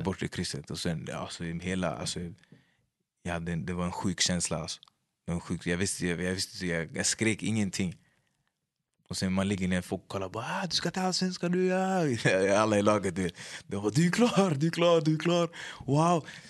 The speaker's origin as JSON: {"language": "Swedish", "town": "Upplands-Bro", "region": "Stockholm County", "country": "Sweden", "said": "Upplandsbro, mig, jag skulle säga hela min personlighet faktiskt. Hur vi pratar"}